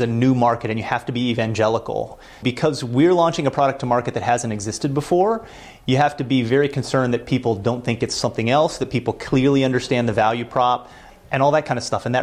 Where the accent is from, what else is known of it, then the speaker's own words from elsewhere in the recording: Louisville, Kentucky, United States; moved away as an adult; also born or lived in Florida; now in Boston, United States; we're from Louisville, Kentucky